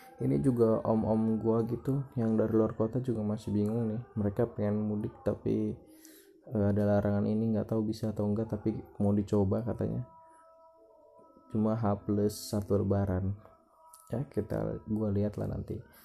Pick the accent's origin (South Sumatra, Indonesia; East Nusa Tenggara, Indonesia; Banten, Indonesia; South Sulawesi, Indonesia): Banten, Indonesia; yang dari luar kota tuh pada pada pulang ke kampung gua